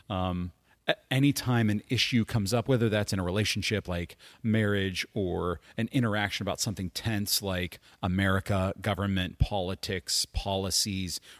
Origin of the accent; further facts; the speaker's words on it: United States; We're better because mm-hmm. we're American.